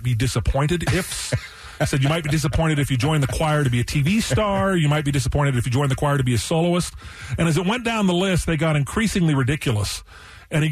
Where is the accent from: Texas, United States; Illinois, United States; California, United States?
California, United States; Calabasas; also born or lived in Washington, D.C.; I claim Calabasas, California is my hometown